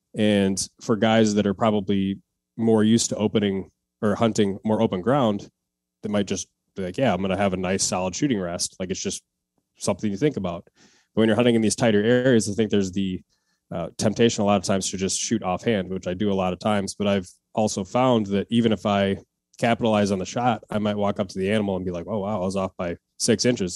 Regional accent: Wisconsin, United States; now in Minneapolis, United States; I grew up in Wisconsin, uh, hunting since I was twelve, and then I moved to, uh, Minneapolis area right now

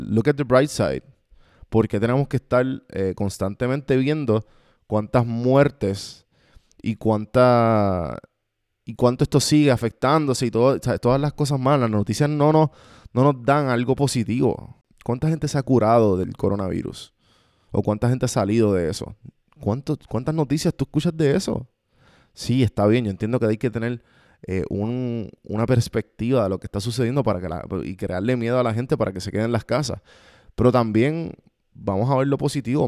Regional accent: Puerto Rico; Nosotros puertorriqueños, los que están escuchando esto, que somos de Puerto Rico

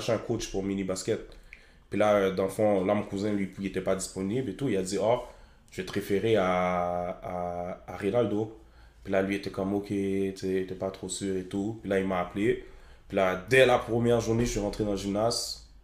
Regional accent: Montreal, Quebec, Canada; j'ai grandi à Rivière

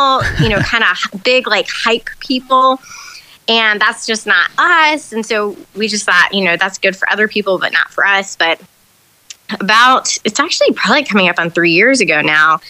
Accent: Charlotte, North Carolina, United States; moved away as an adult; also born or lived in Chicago; now in Durham, United States; I'm originally from Charlotte, but I've lived in this area for most of my adult life.

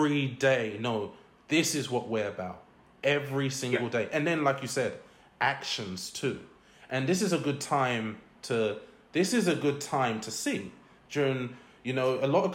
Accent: London, United Kingdom; I grew up in East London, in Newham

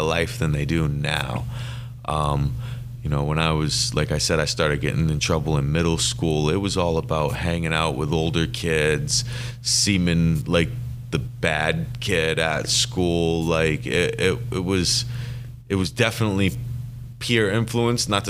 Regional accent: Bangor, Maine, United States; I was born right here in Bangor, Maine.

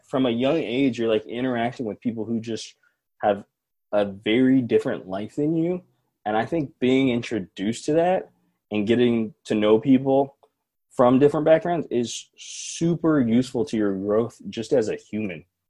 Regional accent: Seattle, Washington, United States; Seattle kids our age.

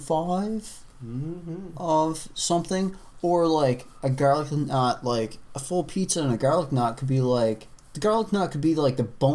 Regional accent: Atlantic Canada, Canada; we're from Atlantic Canada.

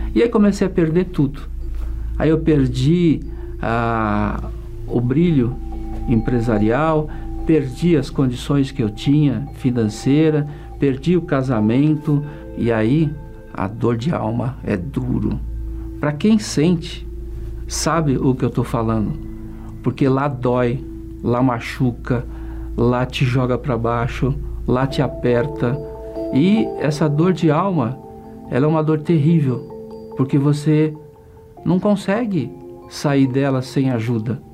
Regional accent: Iporã, Paraná, Brazil; moved away; also born or lived in São Paulo; eu vim do interior do Paraná, uma cidade bem pequena chamada Iporã, e nasci num sítio

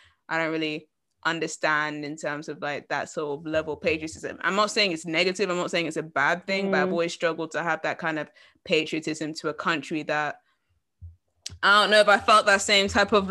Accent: England, United Kingdom; we're all born in England

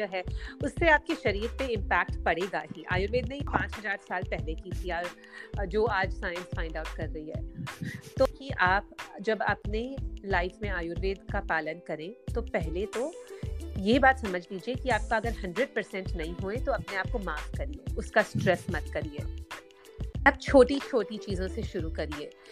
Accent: Mumbai, Maharashtra, India; मैं एक्चुअली मुंबई में बड़ी हुई

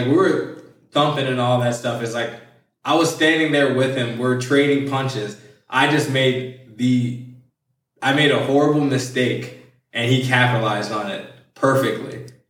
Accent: Milwaukee, Wisconsin, United States; The fight was in Detroit, and we're from Milwaukee. So it was like a 7.5-hour drive.

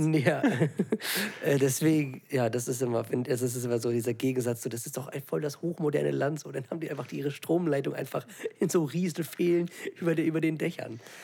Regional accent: Germany; dass man aus Deutschland kommt, beziehungsweise in Deutschland lebt

